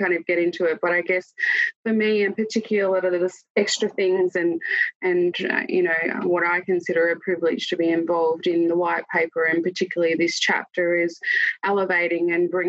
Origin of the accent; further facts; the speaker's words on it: Stradbroke Island, Queensland, Australia; also born or lived in Ipswich, Queensland; Noonuckle Kwandamooka woman from Stradbroke Island in Queensland.